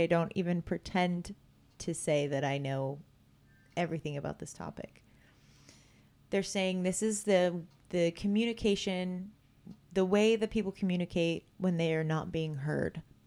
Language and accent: English; Vacaville, California, United States; I grew up in Vacaville. It's a very small town